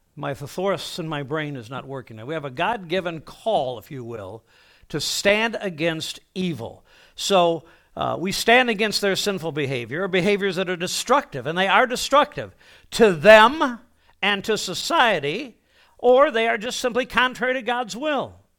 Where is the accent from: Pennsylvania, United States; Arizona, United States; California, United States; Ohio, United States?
Ohio, United States; Toledo; I was born, uh, in Toledo, Ohio